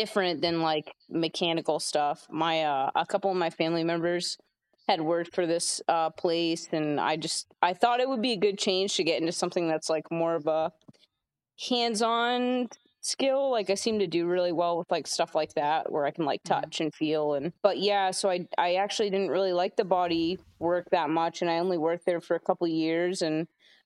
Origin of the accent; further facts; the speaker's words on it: Portland, Maine, United States; also born or lived in Westbrook, Maine / New Gloucester, Maine; Been Maine my whole life.